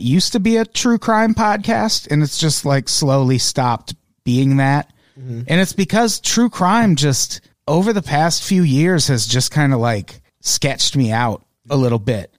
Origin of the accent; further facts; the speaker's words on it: Illinois, United States; I grew up in Illinois